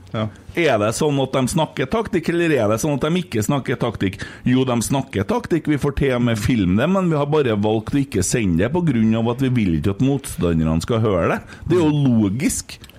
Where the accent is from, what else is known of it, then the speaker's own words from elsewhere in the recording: Lofoten, Nordland, Norway; Jeg er fra Lofoten. … fra Lofoten.